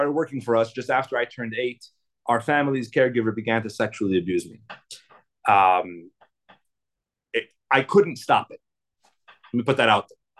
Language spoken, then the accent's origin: English; Salt Lake City, Utah, United States; I was raised in Salt Lake City. I'm a second generation shliach here in Utah.